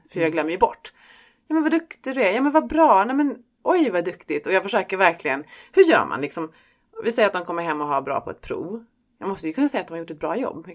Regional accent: Stockholm, Stockholm County, Sweden; also born or lived in Skåne; För här säger de att jag är stockholmare och i Stockholm så säger de att jag är en skåning.

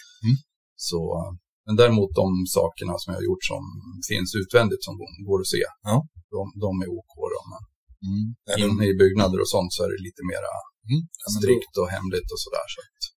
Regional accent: Västerås, Västmanland, Sweden; Jag är från Västerås

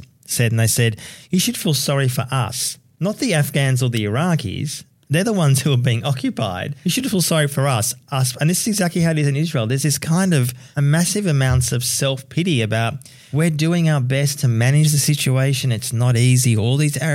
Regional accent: Melbourne, Victoria, Australia; me growing up in Melbourne

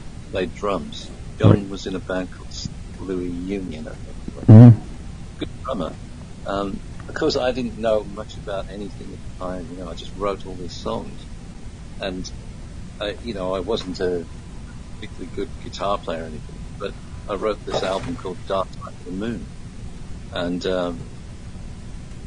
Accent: Black Country, West Midlands, United Kingdom; I come from the Midlands, in about 150 miles north of London, from the Black Country, where, you know, … comes from

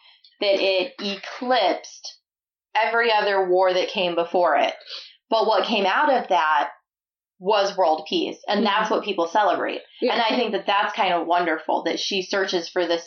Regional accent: Illinois, United States; moved away; I grew up in Illinois

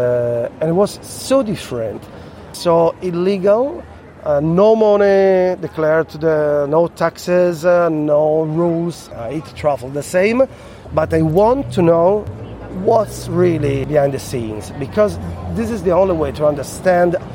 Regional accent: Piedmont, Italy; English is a second language; I'm from Piemonte. We are famous for our cows and meat from cows.

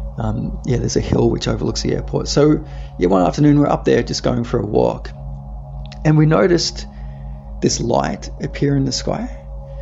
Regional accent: Australia; I'm from Australia

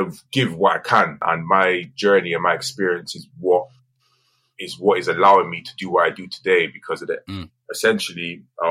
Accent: Bristol, South West England, United Kingdom; growing up in Barton Hill

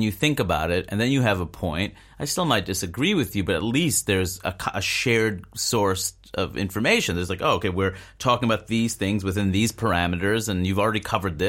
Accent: New York City, New York, United States; I grew up in New York City.

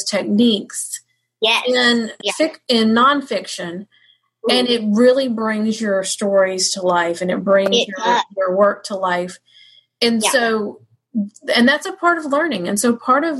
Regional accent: Georgia, United States; we're both Georgia girls, but she's got a little more Georgia in her than me

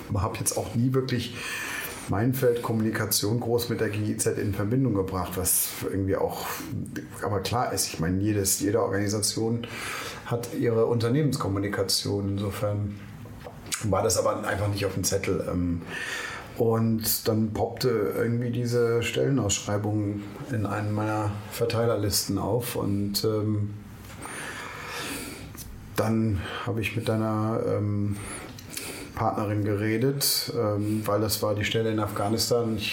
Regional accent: London, United Kingdom; born there; also born or lived in Germany; Ähm, ich bin 72 in London geboren ähm, und studiert habe ich dann in Monum in der Nähe von Heidelberg im Süden Deutschlands.

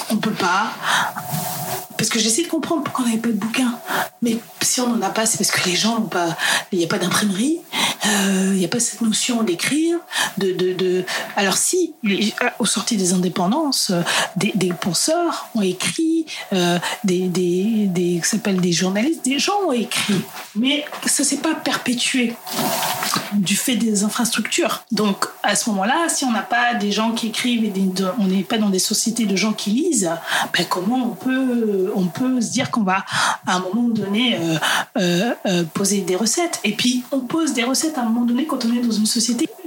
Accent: Central African Republic; dans mon cas, en tant que centrafricaine, si demain je vais en Centrafrique, je sais que je vais trouver des, recettes qui n'ont pas bougé.

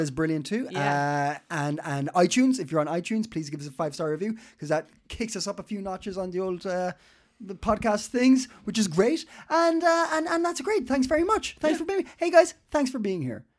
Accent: Ireland; now in Denmark; I live here because I'm Irish and I've moved here

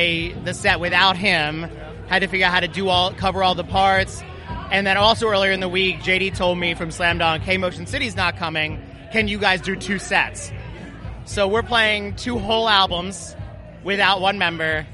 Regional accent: Philadelphia, Pennsylvania, United States; we're from Philly

